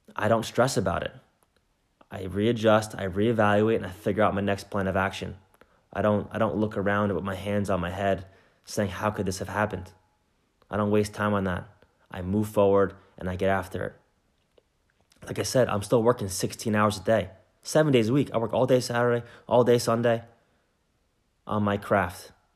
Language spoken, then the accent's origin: English; New Jersey, United States; I'm from New Jersey, which is right next door to New York City